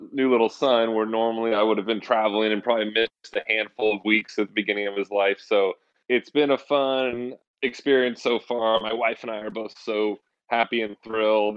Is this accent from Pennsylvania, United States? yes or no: no; Santa Rosa, California, United States; born or raised there